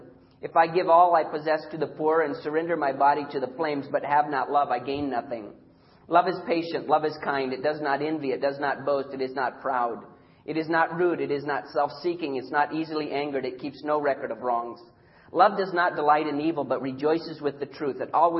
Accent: Papua, Indonesia; I had the privilege as a little boy being born and raised in Irian Jaya, Indonesia. And Deb and I serve on that island today.

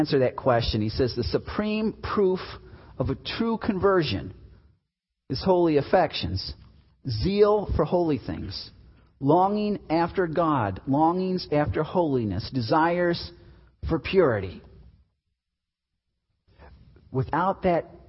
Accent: Chicago, Illinois, United States; I'm from Chicago

